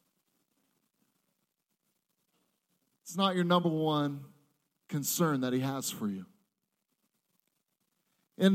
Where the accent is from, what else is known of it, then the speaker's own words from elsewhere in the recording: Seattle, Washington, United States; I am from Seattle, Washington.